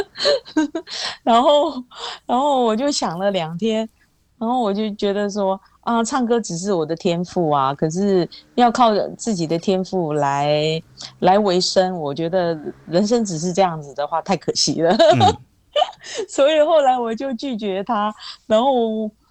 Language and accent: Chinese; Taiwan; first language Hakka; Chinese is a second language; 很小的时候以为世界所有的人都跟我讲的话是一样客家话